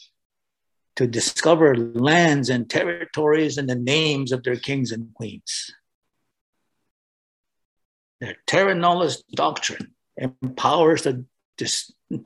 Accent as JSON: {"language": "English", "country": "Canada", "said": "I'm Anishinaabe"}